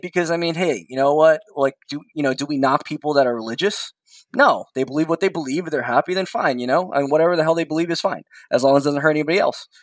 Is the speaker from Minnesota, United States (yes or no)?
no; New York, United States; I'm a New Yorker through and through